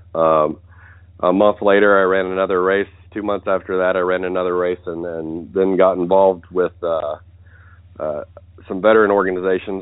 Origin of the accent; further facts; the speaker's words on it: West Virginia, United States; moved away as an adult; I grew up in West Virginia, uh, more or less as a country boy